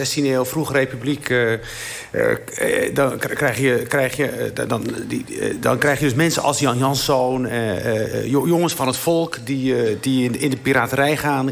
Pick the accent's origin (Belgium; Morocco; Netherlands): Morocco; Igazazen; moved away; van waar ik ben, waar ik ben geboren, in het dorpje Igazazen.